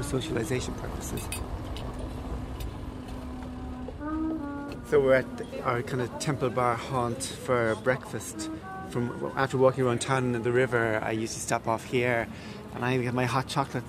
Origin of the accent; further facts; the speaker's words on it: Cork, Munster, Ireland; growing up in Cork